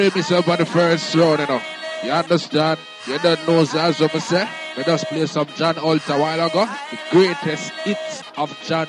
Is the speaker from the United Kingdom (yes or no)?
no; Jamaica; I'm a Jamaican.